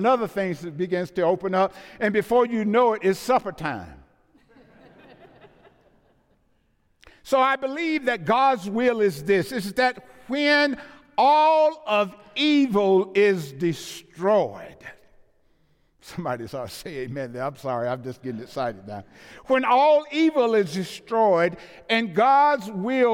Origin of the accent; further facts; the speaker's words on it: the South, United States; I'm from the South.